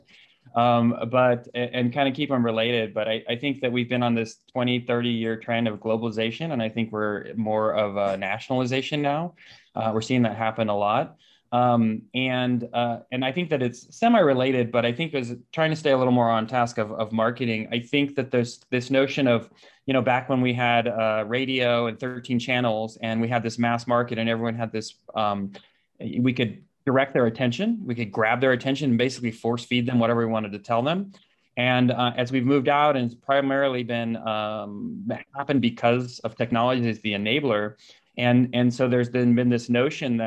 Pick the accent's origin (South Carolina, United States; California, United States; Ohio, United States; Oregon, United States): California, United States; San Diego; now in Boise, United States; I grew up in San Diego